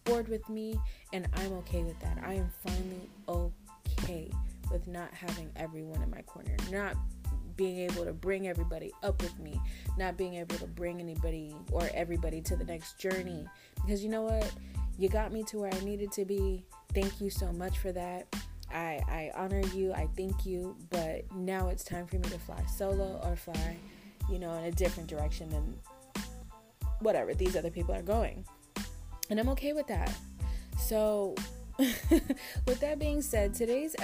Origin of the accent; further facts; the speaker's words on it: Tampa, Florida, United States; also born or lived in Dallas, Texas; come back home to my hometown, Tampa, Florida